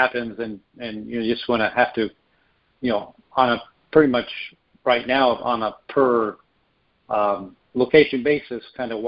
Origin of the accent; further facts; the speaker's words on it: United States; us being an American